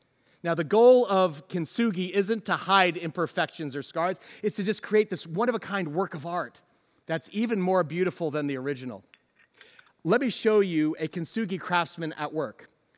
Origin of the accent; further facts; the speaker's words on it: New Jersey, United States; I mean, it sounds nice, but I'm from New Jersey.